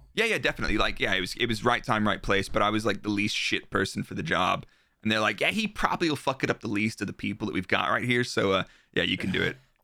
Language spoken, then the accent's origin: English; Dallas, Texas, United States; moved away as an adult; I'm from Texas, so I was there until I was twenty-five